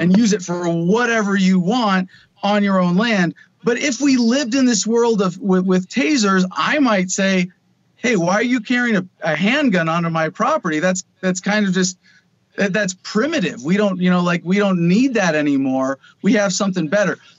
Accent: Arizona, United States; in my home state of Arizona

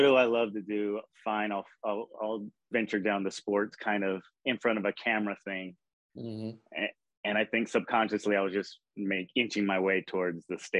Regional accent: Bakersfield, California, United States; I grew up in Bakersfield, California.

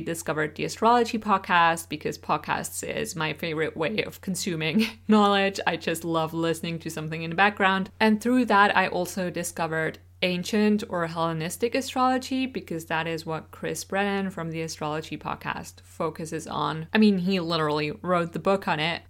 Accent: Switzerland; first language Swiss German; English is a second language; English is not my first language. I grew up speaking Swiss German, which is a dialect of German spoken in Switzerland

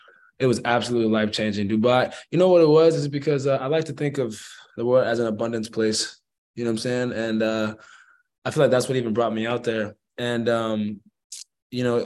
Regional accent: Phoenix, Arizona, United States; also born or lived in Tucson, Arizona; I'm from Phoenix. I'm from the south side of Phoenix, Arizona.

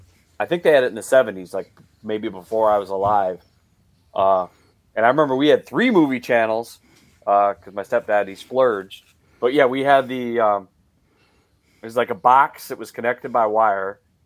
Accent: South Dakota, United States; South Dakota.

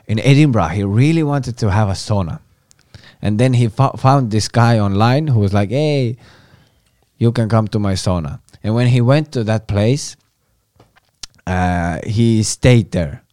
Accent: Estonia; English is a second language

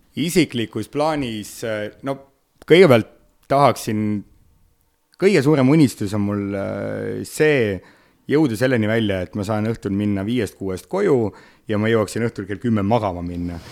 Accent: Otepää, Valga County, Estonia; now in Tallinn, Estonia; kui ma olen siin Tallinnas, siis ma olen tallinlane, kui ma olen Otepääl

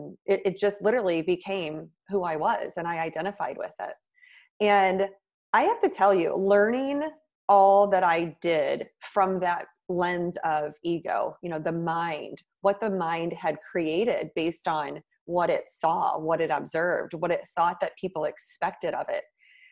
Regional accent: Midwest, United States; now in New York City, United States; And then I moved to New York City from the Midwest, which was a big, long-time dream of mine.

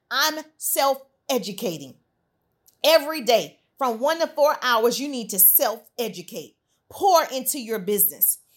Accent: Southern United States, United States; Now, I'm from the South, I can't sing, but my grandmother used to sing this, a song about the storm.

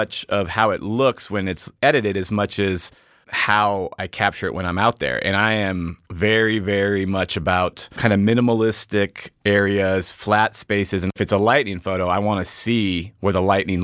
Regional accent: Arizona, United States; I grew up here, born and raised in Arizona.

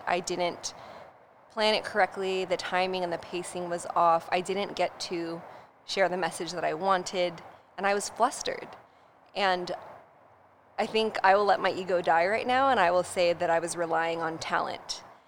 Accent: Poway, California, United States; I grew up in North San Diego in Poway

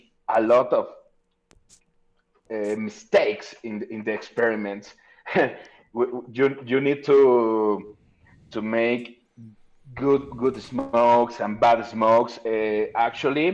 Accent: Guadalajara, Jalisco, Mexico; I'm from Guadalajara, Jalisco, the land of tequila

